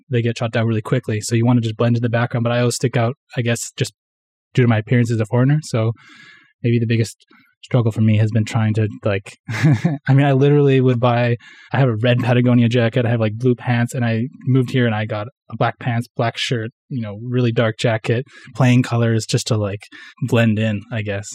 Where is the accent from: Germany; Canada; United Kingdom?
Canada; Vancouver, British Columbia; first language English; moved away as an adult; now in Tokyo, Japan; I'm Canadian. I'm from Vancouver, actually, from the west coast of Canada, but I moved to Japan kinda three years ago